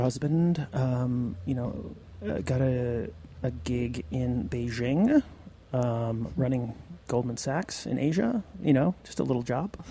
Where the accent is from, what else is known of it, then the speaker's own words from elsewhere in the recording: Western Massachusetts, United States; now in New York City, United States; I grew up in Western Mass, surrounded by dairy farms